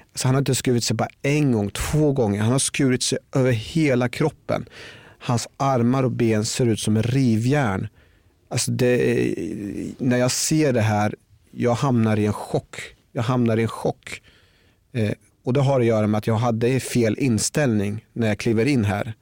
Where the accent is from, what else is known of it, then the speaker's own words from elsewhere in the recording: Norrköping, Östergötland, Sweden; Jag växte upp i Norrköping